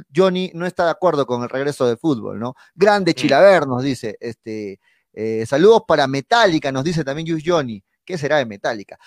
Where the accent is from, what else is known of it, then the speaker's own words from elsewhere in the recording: Arequipa, Peru; soy arequipeño